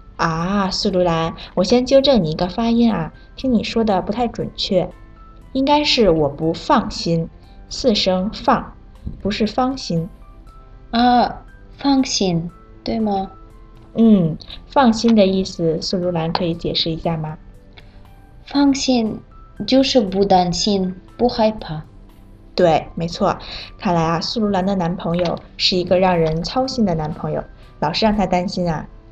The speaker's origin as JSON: {"language": "Chinese", "country": "Kazakhstan", "second_language": "Chinese", "said": "我是来自哈萨克斯坦的"}